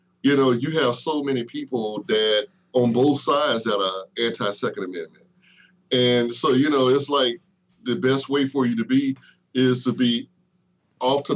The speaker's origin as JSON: {"language": "English", "country": "United States", "said": "Me as an American, as a former vet, or a vet rather"}